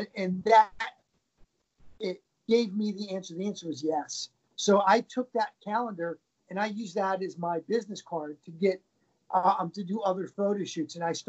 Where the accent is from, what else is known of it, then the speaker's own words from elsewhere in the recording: Baltimore, Maryland, United States; moved away as an adult; now in New York City, United States; I think 3 days from leaving my hometown in Baltimore to come to move to New York City.